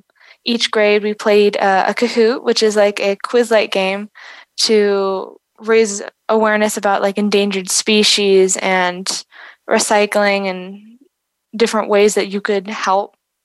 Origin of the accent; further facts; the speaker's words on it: South Africa; growing up in South Africa and being surrounded and seeing firsthand the struggles and the disadvantages of unstable infrastructure and unsustainable infrastructure here